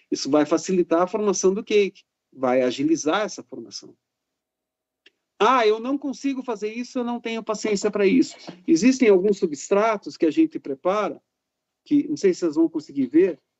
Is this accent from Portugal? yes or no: no; Caxias do Sul, Rio Grande do Sul, Brazil; Eu sou de Caxias do Sul, pô.